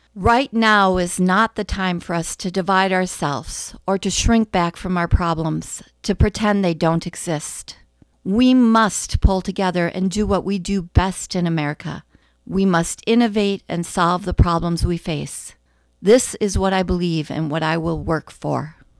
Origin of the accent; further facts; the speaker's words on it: Bemidji, Minnesota, United States; also born or lived in Wright County, Minnesota; now in Annandale, United States; I was born in Bemidji